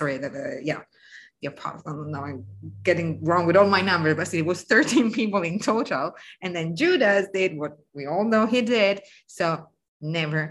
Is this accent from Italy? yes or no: yes; the North, northern Italy, Italy; I'm from the North